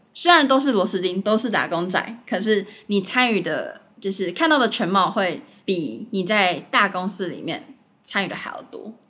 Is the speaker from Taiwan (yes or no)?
yes; Taiwan; moved away as an adult; now in New York, United States; 像我自己在台湾的时候，我被教育的方式